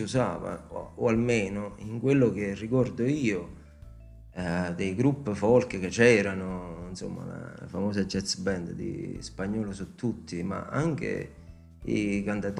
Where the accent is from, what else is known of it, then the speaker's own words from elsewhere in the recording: Italy; io sono cresciuto e pasciuto a Casella in Vitteri, e come a tutti i caseddesi